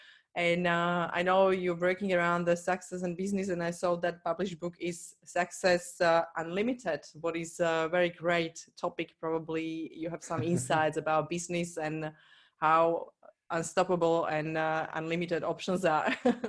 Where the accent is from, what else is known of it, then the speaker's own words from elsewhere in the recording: Slovakia; English is a second language; he's from actually the country where I'm from. He's from Slovakia